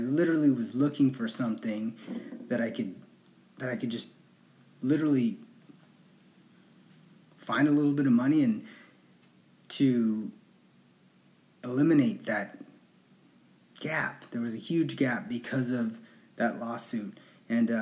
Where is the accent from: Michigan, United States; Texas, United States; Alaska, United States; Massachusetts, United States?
Alaska, United States; Anchorage; I was born and raised in Anchorage, Alaska